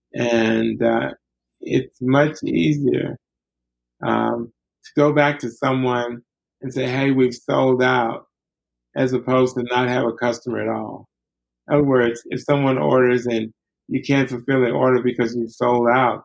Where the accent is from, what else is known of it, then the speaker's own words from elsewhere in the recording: Alabama, United States; I grew up in Alabama